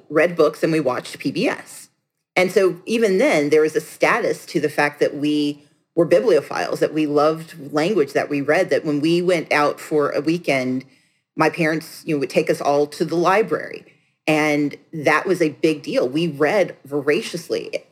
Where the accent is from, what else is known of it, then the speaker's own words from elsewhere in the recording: Gulfport, Mississippi, United States; I grew up on 2020 South Street in Gulfport, Mississippi